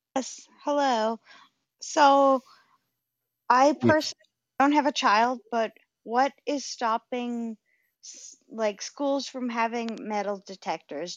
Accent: Rhode Island, United States; I'm from Rhode Island, um, Providence Place Mall.

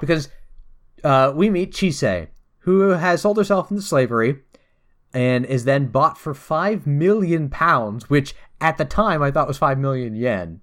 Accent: United States; I'm an American.

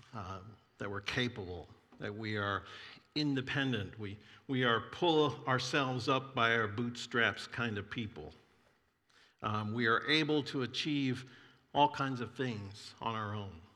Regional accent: Florida, United States; I grew up in Florida

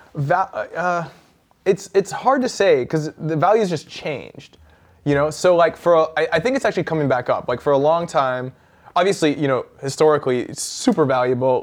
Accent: Vancouver, British Columbia, Canada; my hometown

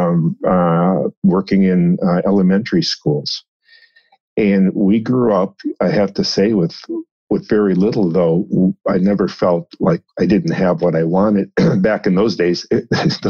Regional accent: Minnesota, United States; moved away; also born or lived in St. Louis, Missouri; I grew up in Minnesota, a small town on the Mississippi River, not far from St. Paul, Minneapolis area

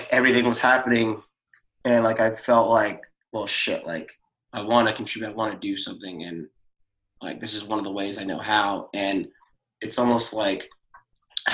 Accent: United States; Growing up in America as a Black person.

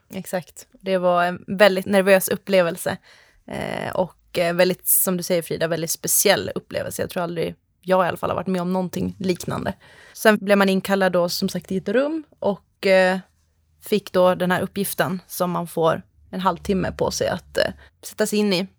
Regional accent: Skellefteå, Västerbotten County, Sweden; moved away as an adult; also born or lived in Uppsala / Tampa, Florida; Jag kommer ursprungligen ifrån eh, Skellefteå uppe i Norrland, men flyttade ner till Uppsala för att läsa på ljusprogrammet där

